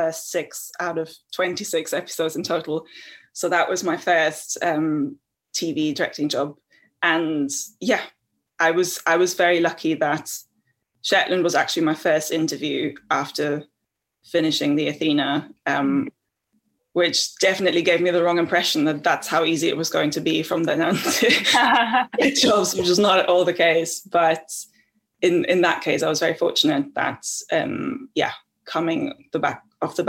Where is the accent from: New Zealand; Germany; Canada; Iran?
Germany; also born or lived in Tasmania / South Africa; now in United Kingdom; I grew up in Germany